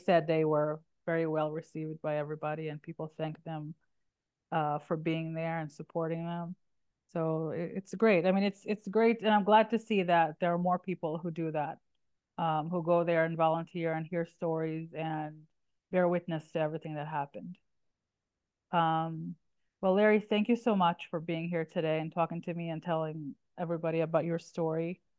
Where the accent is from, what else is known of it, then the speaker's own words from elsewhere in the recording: Israel; And growing up in Israel myself, we all know everybody always.